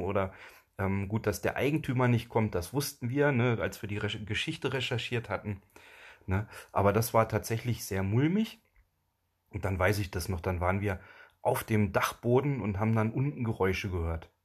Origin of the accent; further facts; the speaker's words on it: Germany; Also wir kommen ja nicht direkt aus dem Harz, sondern wir kommen aus dem Harzvorland.